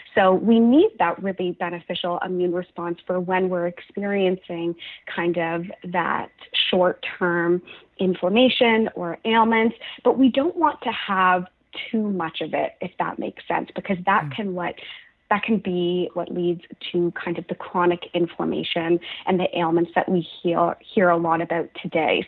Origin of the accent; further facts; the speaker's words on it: Halifax, Nova Scotia, Canada; now in Toronto, Canada; So I'm from Halifax, Nova Scotia. I'm currently living in Toronto